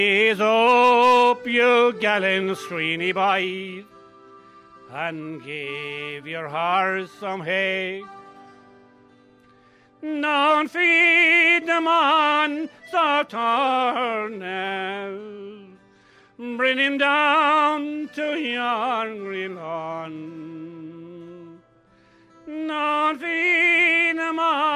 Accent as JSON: {"language": "English", "town": "Mullinahone", "region": "Munster", "country": "Ireland", "said": "I'm from Mullaghone"}